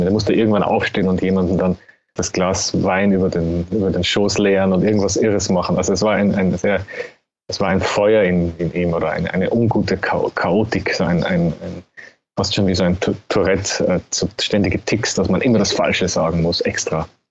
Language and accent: German; Austria; als Österreicher